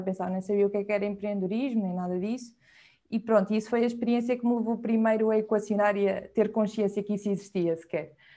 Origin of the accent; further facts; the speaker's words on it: Viseu, Portugal; moved away as an adult; also born or lived in Lisbon; now in Porto, Portugal; Sou de Viseu e neste momento estou baseada no Porto, apesar de ter estado em Lisboa durante sete anos, desde a faculdade